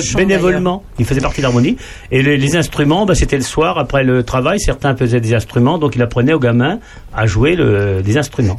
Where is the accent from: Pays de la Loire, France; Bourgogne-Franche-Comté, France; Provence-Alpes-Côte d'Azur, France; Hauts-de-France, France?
Bourgogne-Franche-Comté, France; Marchebeton; moi, je suis né à Marchebeton, c'est une petite commune qui est à 7 km de Charny